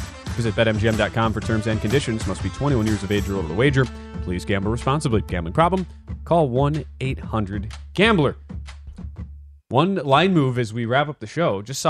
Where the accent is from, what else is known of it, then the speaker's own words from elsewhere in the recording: Wisconsin, United States; my home state, Wisconsin